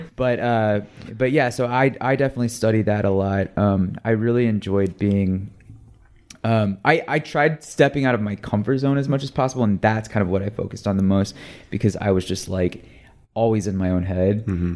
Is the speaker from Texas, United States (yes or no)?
yes; Texas, United States; now in Los Angeles, United States; I'm from Texas. When I moved uh